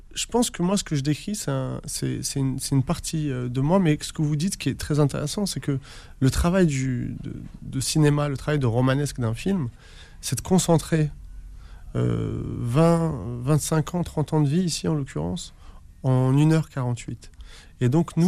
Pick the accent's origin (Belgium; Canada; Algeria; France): Algeria; moi qui suis né en Algérie